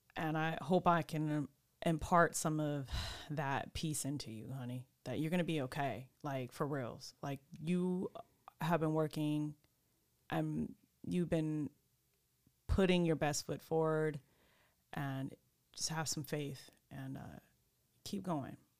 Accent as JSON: {"language": "English", "region": "California", "country": "United States", "also_born_or_lived": "Sacramento", "said": "I'm from California."}